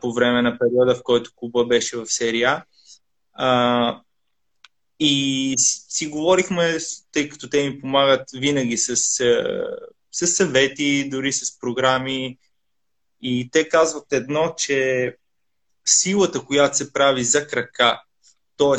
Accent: Italy; moved away as an adult; also born or lived in Sofia, Bulgaria; now in Bulgaria; съм израснал в Италия

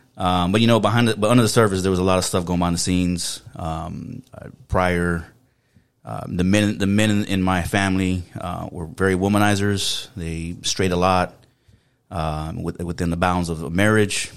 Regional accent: San Antonio, Texas, United States; accent: South Texas; moved away; I was pretty much um, born and raised in San Antonio, Texas.

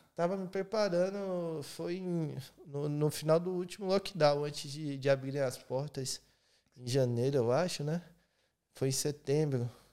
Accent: Bahia, Brazil; also born or lived in Cuiabá, Mato Grosso / Presidente Prudente, São Paulo; eu fui para Bahia. Isso eu era a terceira série, acho que eu tinha uns 11 anos

